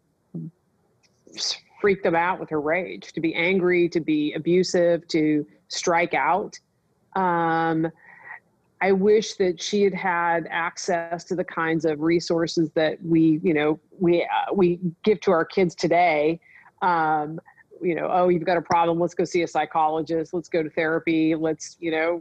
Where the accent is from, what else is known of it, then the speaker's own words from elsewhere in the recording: Nebraska, United States; moved away; I grew up in Nebraska.